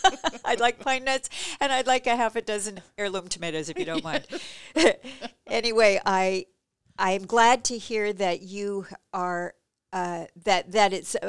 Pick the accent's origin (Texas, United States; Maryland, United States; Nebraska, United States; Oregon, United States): Oregon, United States; Gresham; And where I grew up in Gresham, which used to be a tiny little burg with about the same population as Seaside, like 5,000 people or something